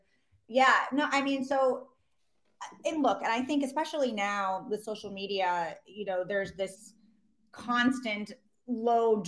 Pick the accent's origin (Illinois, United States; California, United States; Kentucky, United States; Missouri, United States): Illinois, United States; Chicago; now in New York, United States; I'm from Chicago. I'm from the Midwest.